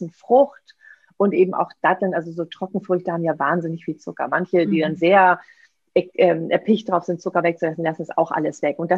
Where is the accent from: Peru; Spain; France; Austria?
Spain; Seville, Andalusia; das spanische Weihnachtsgebäck, die Polverones aus meiner Heimat, aus Sevilla